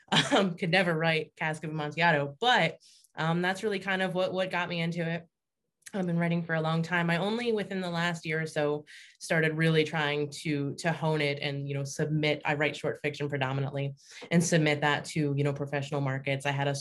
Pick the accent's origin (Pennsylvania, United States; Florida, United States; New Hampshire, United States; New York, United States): Pennsylvania, United States; Pittsburgh; I am from the Pittsburgh area. Been here my whole life for the most part.